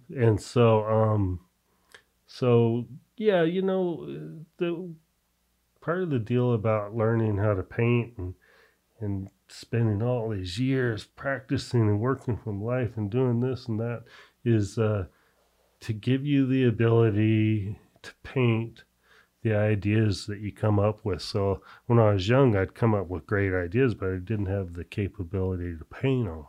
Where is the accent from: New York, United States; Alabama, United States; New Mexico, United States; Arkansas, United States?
New Mexico, United States; Albuquerque; growing up in Albuquerque and we used to go to, uh, Mexico a lot